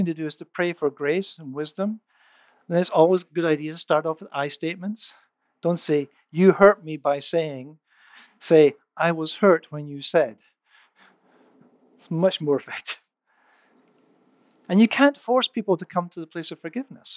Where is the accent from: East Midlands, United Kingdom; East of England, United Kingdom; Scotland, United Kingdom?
Scotland, United Kingdom; moved away; I grew up in Scotland